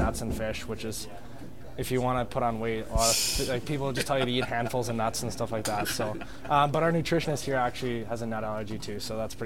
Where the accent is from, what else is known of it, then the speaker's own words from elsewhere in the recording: Winnipeg, Manitoba, Canada; I'm from Winnipeg